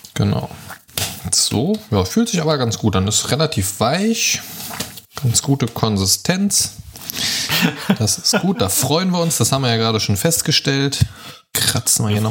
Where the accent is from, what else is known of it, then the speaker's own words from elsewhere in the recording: Germany; moved away; in meiner alten Heimat. Mhm. So Niedersachsen, Kassel, so, so mhm. die Ecke im weitesten Sinne